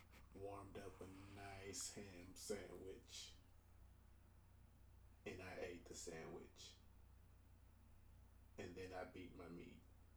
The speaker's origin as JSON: {"language": "English", "town": "Chicago", "region": "Illinois", "country": "United States", "said": "because I guess I said I was from Chicago, I go up there sometimes"}